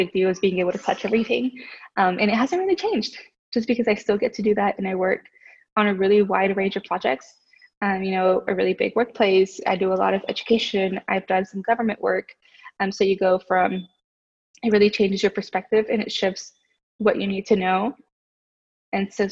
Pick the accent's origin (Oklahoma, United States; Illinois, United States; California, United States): Oklahoma, United States; Oklahoma City; I was from Capitol Hill